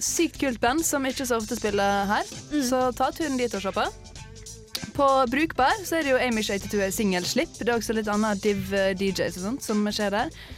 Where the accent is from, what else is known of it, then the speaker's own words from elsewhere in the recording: Sunnmøre, Møre og Romsdal, Norway; jeg er sunnmøring